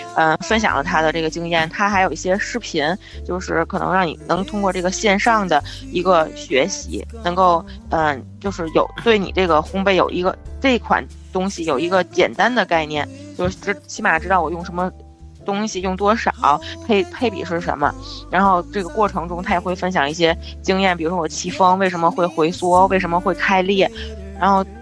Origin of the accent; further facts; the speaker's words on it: Tianjin, China; 我们天津人过生活比较有年四节儿